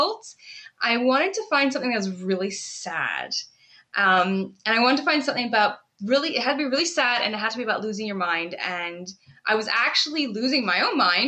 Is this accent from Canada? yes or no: yes; Canada; now in United Kingdom; I'm Canadian